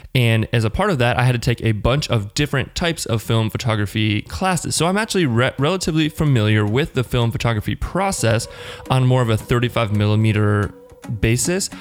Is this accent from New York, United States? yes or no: no; Northern Virginia, United States; now in Richmond, United States; I grew up in the Northern Virginia area, right outside of DC